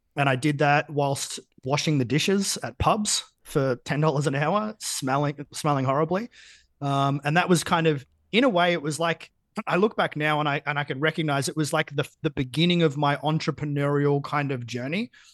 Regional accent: Geelong, Victoria, Australia; I grew up in Geelong

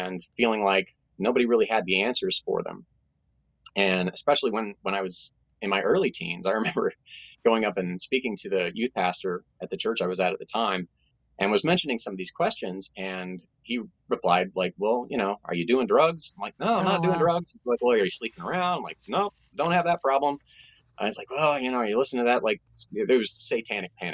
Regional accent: Tulsa, Oklahoma, United States; I grew up in Tulsa, Oklahoma, which is, you know, referred to as the buckle of the Bible Belt

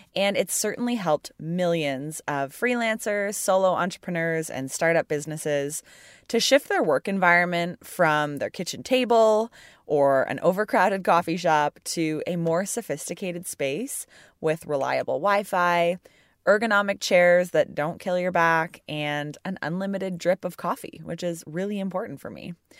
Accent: Burlington, Ontario, Canada; Burlington, Ontario

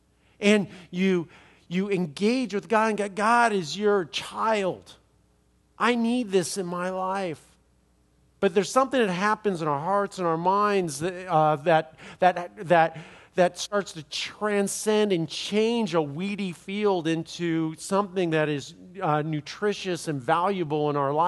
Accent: Los Angeles, California, United States; I'm from Los Angeles, and I know that.

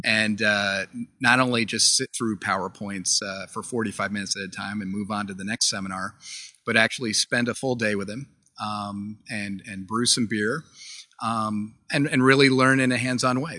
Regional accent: Vermont, United States; We're from Vermont

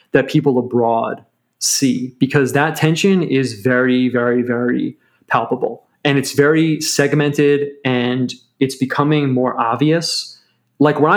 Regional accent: United States; like being American, I mean, it, there's not like an ethnos, there's not like an eth- one ethnicity that binds the people together.

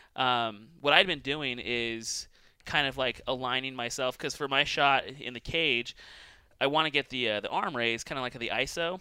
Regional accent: Boise, Idaho, United States; also born or lived in California; It's Boise. But it's uh like I'm from here. I spent like uh I mean I wasn't born here. I was like I spent like 15 ish years and uh, I was originally from California

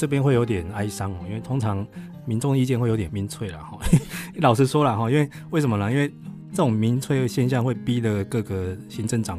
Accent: Kaohsiung, Taiwan; 第二个有捷运的城市是高雄哦，我的我的故乡这样子。

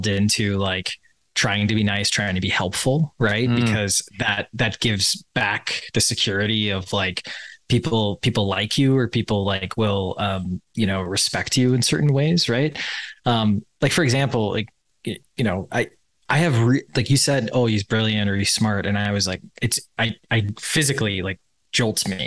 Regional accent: Wisconsin, United States; I grew up in Wisconsin.

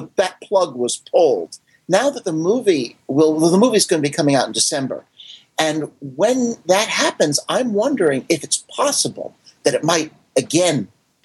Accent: Paramus, New Jersey, United States; Where I grew up in Paramus, New Jersey

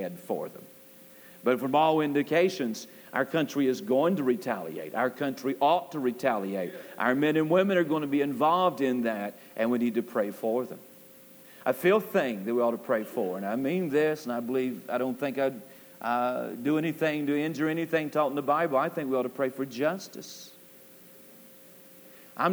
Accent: United States; we as American people

